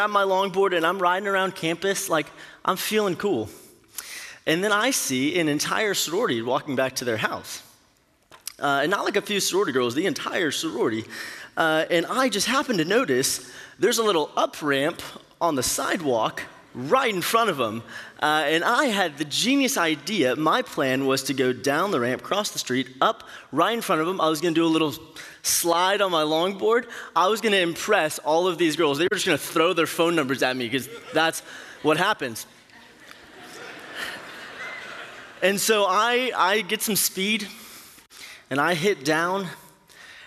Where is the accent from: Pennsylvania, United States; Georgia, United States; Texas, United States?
Texas, United States; Katy; moved away as an adult; also born or lived in Stillwater, Oklahoma; I'm from the Houston area, graduated from Cinco Ranch High School in Katy